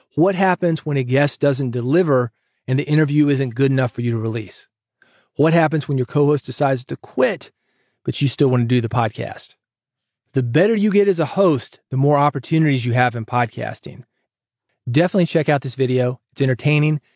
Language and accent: English; Nashville, Tennessee, United States; I grew up in Nashville, guitar town